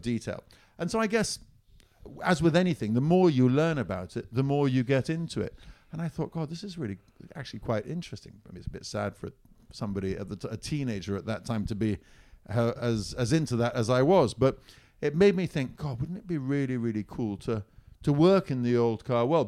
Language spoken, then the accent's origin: English; Siena, Tuscany, Italy; moved away as an adult; I grew up in Italy